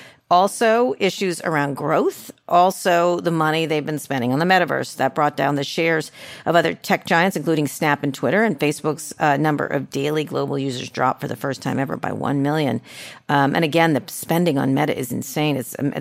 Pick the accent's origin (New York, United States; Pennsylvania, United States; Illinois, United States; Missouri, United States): Pennsylvania, United States; Scranton; We're from Scranton. We're people from Scranton.